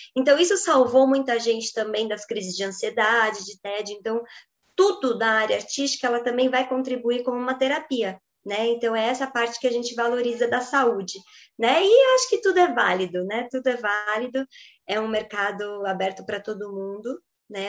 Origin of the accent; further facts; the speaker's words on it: Brazil; nós que somos brasileiras